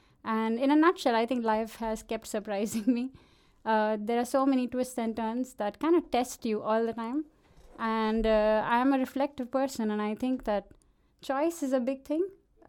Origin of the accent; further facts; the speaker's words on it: Bhiwandi, Maharashtra, India; I grew up in this small town. My town will be proud that I'm mentioning it on a live radio in Denmark, but it's called Bhiwandi, and okay, it's right outside Mumbai, and it's a small town